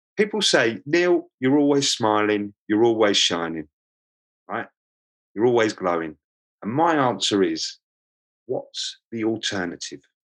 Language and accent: English; London, United Kingdom; accent: Cockney; moved away; I was born in Lambeth, um, which is south of the river in London, um, and that makes me a Cockney.